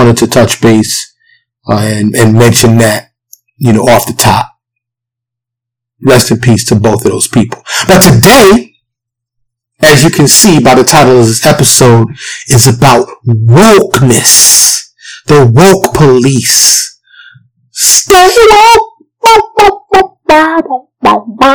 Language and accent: English; New York City, New York, United States; I grew up in Harlem, the South Bronx, New York City